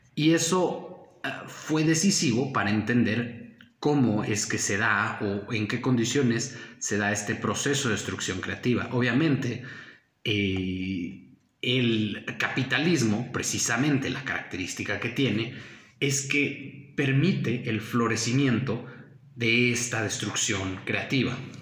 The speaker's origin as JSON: {"language": "Spanish", "country": "Mexico", "said": "como mexicanos nuestra tradición está inclinada al eh, cristianismo católico"}